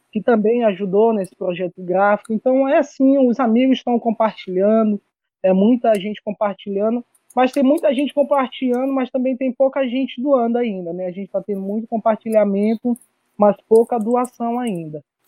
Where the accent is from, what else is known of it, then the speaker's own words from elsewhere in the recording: São Paulo neighbourhood, Maranhão, Brazil; Porque meu pai, ele era, fazia parte de uma diretoria de um grupo de Bomba Meu Boi lá no bairro de São Paulo, e aí eu comecei a tocar por lá, né, desde criança